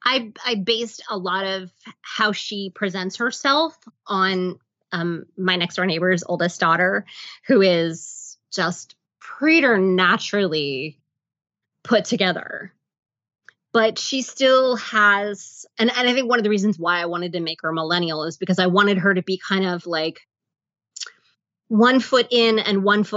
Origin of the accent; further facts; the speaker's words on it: the South, United States; growing up in the South, I do have family members who are biracial